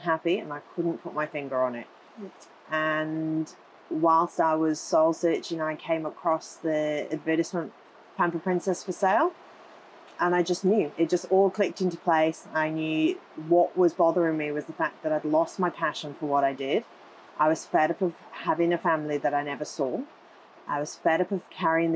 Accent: United Kingdom; moved away as an adult; also born or lived in Gold Coast, Australia; now in Coomera, Australia; I'm originally from the UK

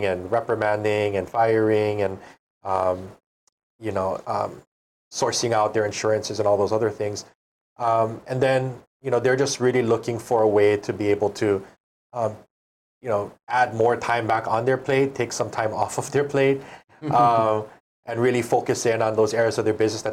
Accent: the Big Island, Hawaii, United States; I'm from the Big Island originally.

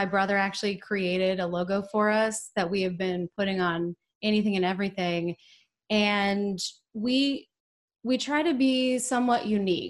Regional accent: Portland, Oregon, United States; also born or lived in Southern California; now in Austin, United States; I was actually born in Southern California, but I really consider myself being from Portland, Oregon. That's really where a lot of my formative memories are from.

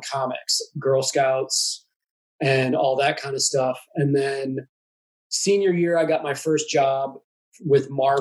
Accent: St. Louis, Missouri, United States; now in Kansas City, United States; I grew up in St. Louis

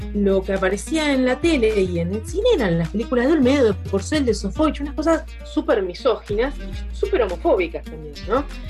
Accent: Rosario, Santa Fe, Argentina; moved away as an adult; also born or lived in Buenos Aires; Yo nací en Rosario, viste, en Santa Fe, en el año 72 lo cual significa que mis, años de infancia, una buena parte de esos años, fueron durante la dictadura

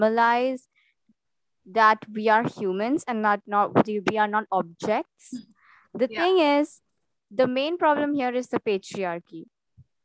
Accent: India; I'm an Indian

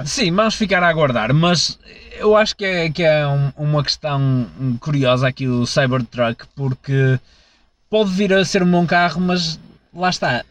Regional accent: Portugal

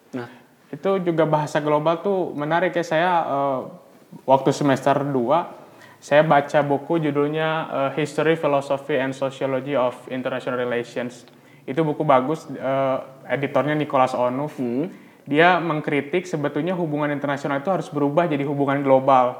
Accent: Bandung, West Java, Indonesia; saya memang orang asli Bandung

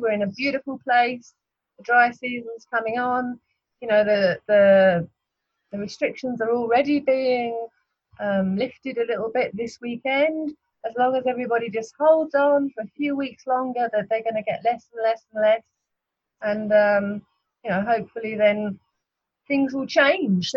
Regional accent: United Kingdom; moved away as an adult; also born or lived in Argentina; now in Australia; I'm British, and I'll never be Australian

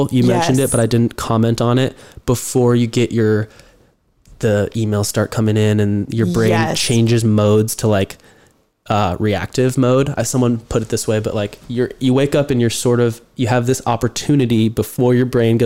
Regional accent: Mercer Island, Washington, United States; Will and I, growing up in the Mercer Island basketball system

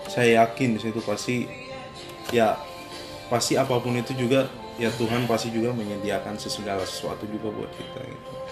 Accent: Ambon, Maluku, Indonesia; nggak perlu kayak umpamanya saya dari Ambon terus ke Jakarta saya harus jadi kayak orang Jakarta

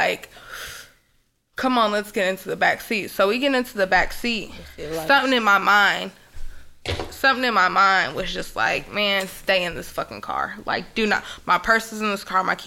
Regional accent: Florida, United States; I'm from Florida

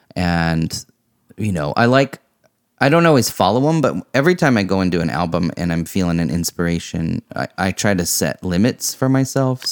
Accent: Vashon Island, Washington, United States; growing up on Vashon Island

